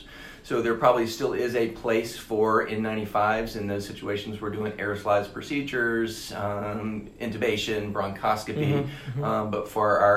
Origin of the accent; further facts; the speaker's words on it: Alabama, United States; moved away as an adult; also born or lived in Nashville / Washington, D.C.; now in Charlotte, United States; grew up in Alabama